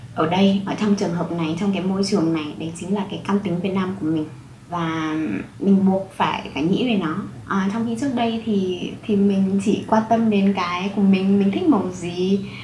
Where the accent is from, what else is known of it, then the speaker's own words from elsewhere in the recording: Vietnam; moved away; em là người Việt Nam duy nhất ở trong lớp